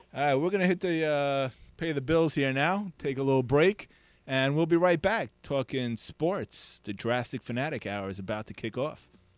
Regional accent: New York City, New York, United States; now in Miami, United States; I am a New Yorker.

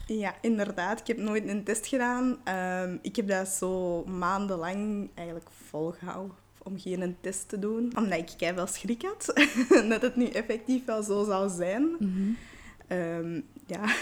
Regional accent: Belgium; also born or lived in Patna, India / Calcutta, India; ik ben geadopteerd en ik wist niet waar mijn roots lagen of, wie, of in welke omstandigheden dat ik naar België ben gekomen

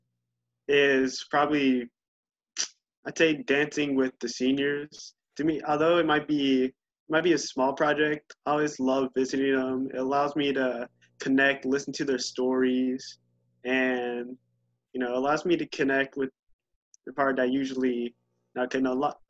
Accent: Muskogee, Oklahoma, United States; I'm from Muskogee, Oklahoma, United States

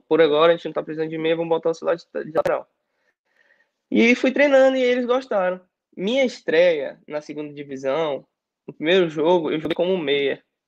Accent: Brazil; moved away as an adult; now in Czech Republic; nós somos brasileiros

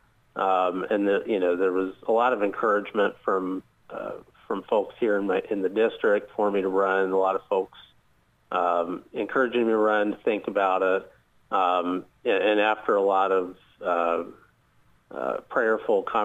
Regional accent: Muncie, Indiana, United States; moved away as an adult; now in Southeast Indiana, United States; originally from Muncie, Indiana. It's where I grew up and was raised

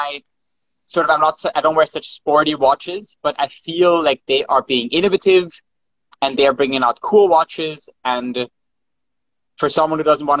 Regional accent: Vienna, Austria; yes, I'm from Vienna as well. We live in Vienna.

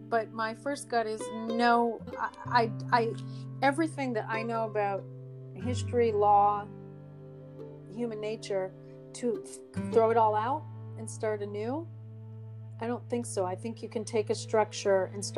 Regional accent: United States; being American

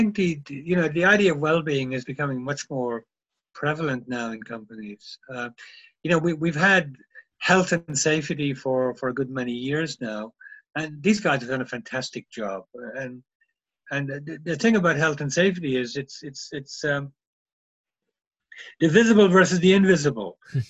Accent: Germany; because I come from Germany and we always get there on time.

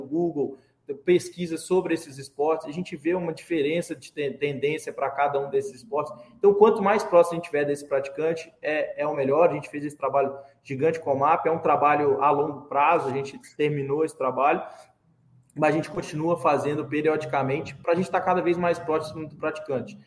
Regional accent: Belo Horizonte, Minas Gerais, Brazil; Eu sou de Belo Horizonte, morava na época em Belo Horizonte

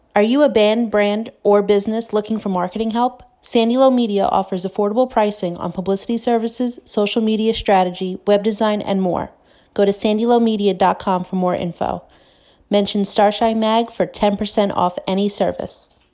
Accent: New York, United States; I'm I'm from New York

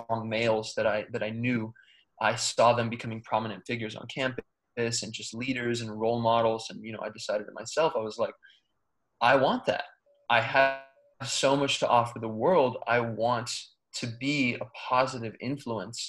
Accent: United States; I was born here in America, and I, as a kid, always had so much energy

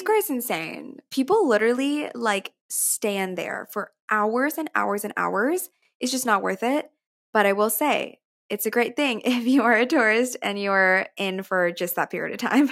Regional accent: McAllen, Texas, United States; now in New York, United States; my hometown, McAllen

